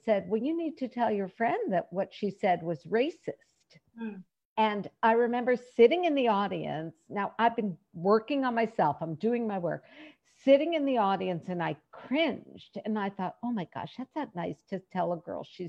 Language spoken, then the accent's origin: English; United States; from being an American, we have a very strong work ethic built into our culture